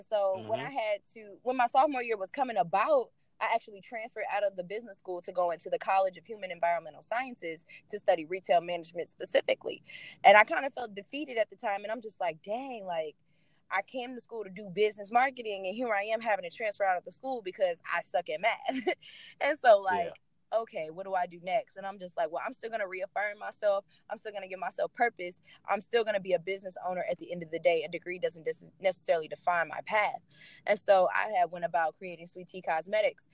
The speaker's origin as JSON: {"language": "English", "town": "St. Louis", "region": "Missouri", "country": "United States", "said": "I'm from St. Louis, Missouri"}